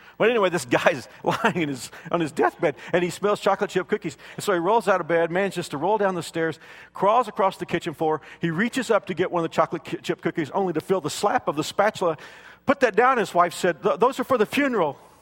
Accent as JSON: {"language": "English", "region": "South Texas", "country": "United States", "tie": "born or raised there", "said": "When I was a kid growing up in South Texas"}